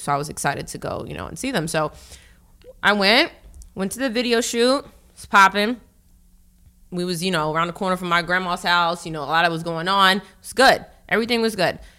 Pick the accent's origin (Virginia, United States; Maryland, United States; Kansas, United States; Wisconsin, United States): Virginia, United States; Northern; moved away as an adult; also born or lived in Norfolk, Virginia / Florida / Texas / California; now in New York, United States; Originally, I'm from Virginia